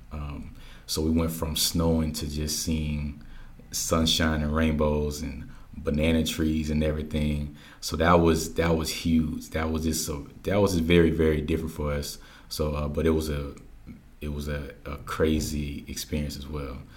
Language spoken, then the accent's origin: English; Georgia, United States; also born or lived in Germany / Missouri / Oklahoma / Hawaii; I was born in Germany, uh, mm-hmm. moved to Missouri, Oklahoma, Hawaii, Louisiana. Then I basically grew up in Georgia uh, for I think I've been here for the last eleven years.